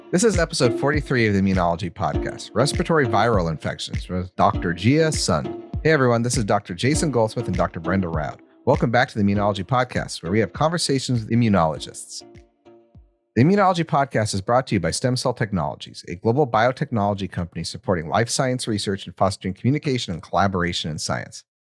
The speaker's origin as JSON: {"language": "English", "country": "United States", "accent": "American", "said": "my hideous American accent."}